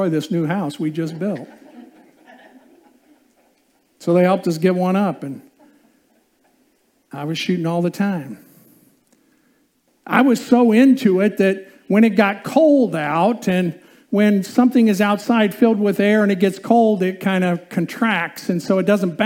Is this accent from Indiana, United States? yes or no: yes; Indiana, United States; I grew up in Indiana